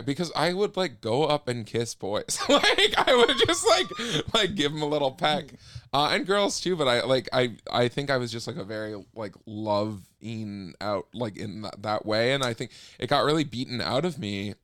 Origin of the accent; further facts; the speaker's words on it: Minneapolis, Minnesota, United States; moved away; also born or lived in Ely, Minnesota; I grew up there and I grew up in Ely, Minnesota, which is, like, way up north